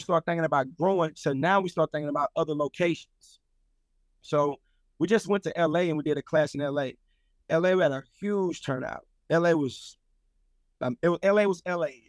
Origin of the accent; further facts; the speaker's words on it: Louisiana, United States; now in Atlanta, United States; I'm from Louisiana